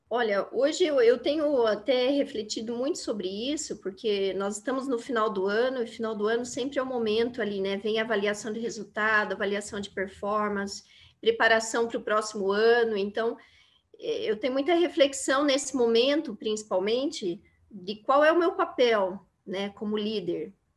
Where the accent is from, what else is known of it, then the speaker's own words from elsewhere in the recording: Londrina, Paraná, Brazil; moved away as an adult; now in Curitiba, Brazil; sou de Londrina, do Paraná, né? Minha família é toda de, de Londrina